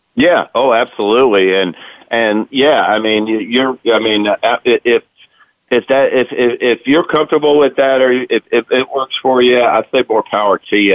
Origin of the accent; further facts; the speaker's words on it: Lexington, Kentucky, United States; also born or lived in Wilmington, Delaware; I grew up in Lexington, Kentucky